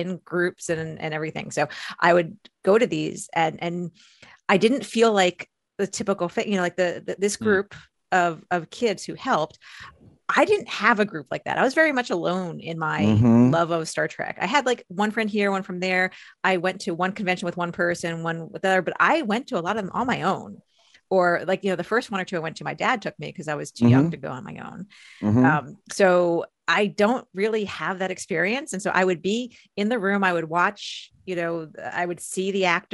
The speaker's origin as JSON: {"language": "English", "region": "outside New York City", "country": "United States", "tie": "born or raised there", "said": "I grew up outside New York City"}